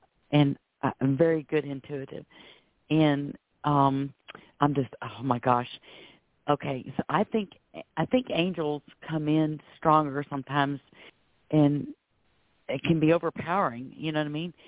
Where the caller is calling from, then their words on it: Florida, United States; I'm calling from Florida.